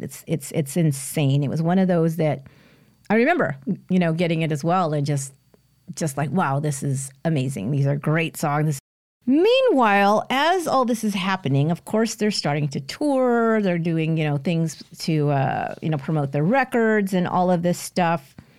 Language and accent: English; San Jose, California, United States; near San Jose, California, my hometown